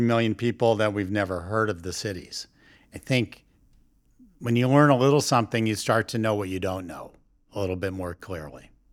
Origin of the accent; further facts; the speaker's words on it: New York, United States; as a New Yorker